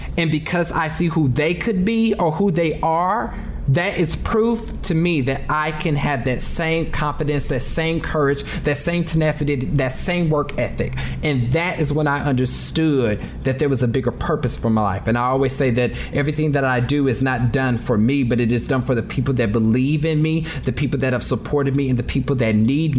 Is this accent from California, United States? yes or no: no; Kansas City, Missouri, United States; because I'm from Kansas City. So barbecue is like a thing for me.